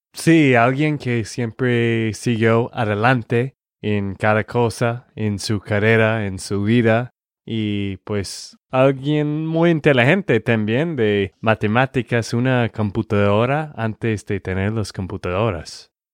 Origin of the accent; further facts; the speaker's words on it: Texas, United States; de Texas, Estados Unidos.